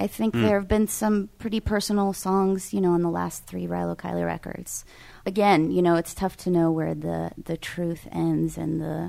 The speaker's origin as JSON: {"language": "English", "region": "California", "country": "United States", "said": "Well, I think it's important to understand California. I'm from California"}